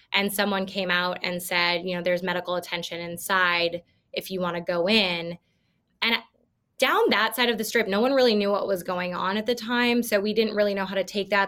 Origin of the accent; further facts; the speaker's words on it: Iowa, United States; I'm from Iowa